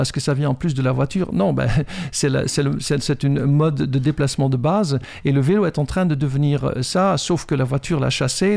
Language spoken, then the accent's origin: French; Netherlands; French is a second language; moved away as an adult; now in France; Je suis un Hollandais, j'ai été programmé là-bas et je viens avec une programmation, un logiciel hollandais dans la tête